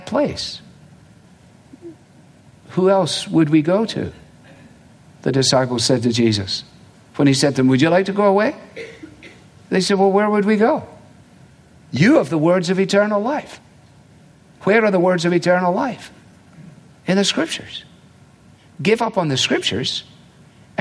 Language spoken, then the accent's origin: English; Scotland, United Kingdom; moved away; also born or lived in England; when I grew up in Scotland, and in England for that matter